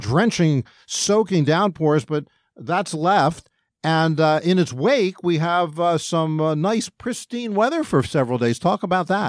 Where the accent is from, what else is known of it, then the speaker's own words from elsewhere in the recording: Philadelphia, Pennsylvania, United States; I grew up in Philadelphia